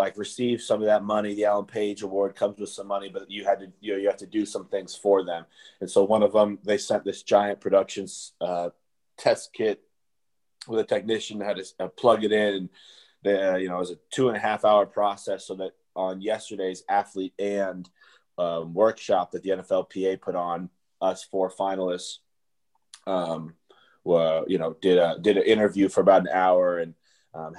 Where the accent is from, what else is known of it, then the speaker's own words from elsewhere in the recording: Omaha, Nebraska, United States; now in Buffalo, United States; my hometown in Omaha, Nebraska